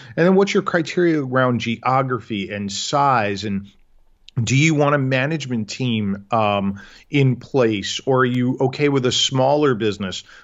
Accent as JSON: {"language": "English", "region": "New York", "country": "United States", "tie": "born or raised there", "moved": "as an adult", "lives_now": "Chicago, United States", "said": "born and raised in New York"}